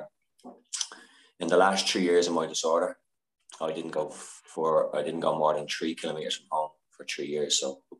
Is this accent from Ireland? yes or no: yes; Dublin, Leinster, Ireland; moved away as an adult; now in Paris, France; I'm from Dublin, Ireland, and I'm currently living in Paris